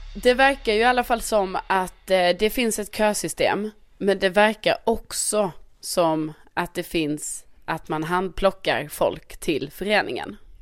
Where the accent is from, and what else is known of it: Skåne, Sweden; also born or lived in Värmland